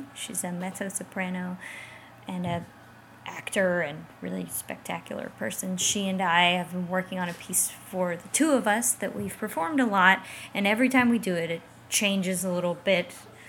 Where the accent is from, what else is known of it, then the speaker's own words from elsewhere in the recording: Roopville, Georgia, United States; I'm from Carrollton, Georgia. Technically Roopville, Georgia, but yes, rural Georgia.